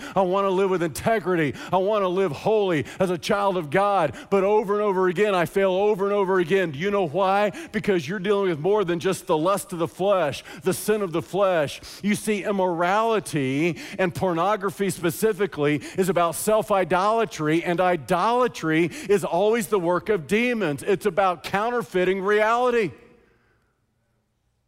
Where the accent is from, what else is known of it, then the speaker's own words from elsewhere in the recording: United States; As American Christians